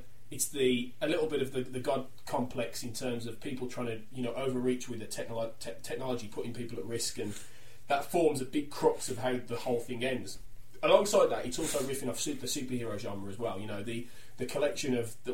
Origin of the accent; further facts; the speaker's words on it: Wolverhampton, West Midlands, United Kingdom; because we're from Wolverhampton.